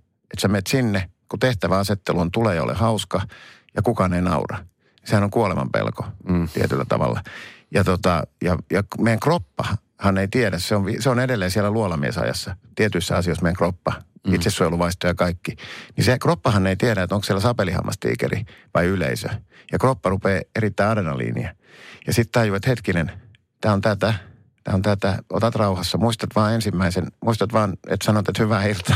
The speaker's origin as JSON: {"language": "Finnish", "town": "Helsinki", "region": "Uusimaa", "country": "Finland", "said": "mä oon helsinkiläinen"}